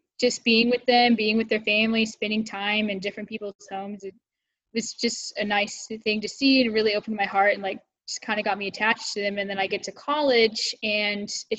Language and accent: English; Albuquerque, New Mexico, United States; moved away; also born or lived in Texas; I grew up in Albuquerque, and it's really multicultural there.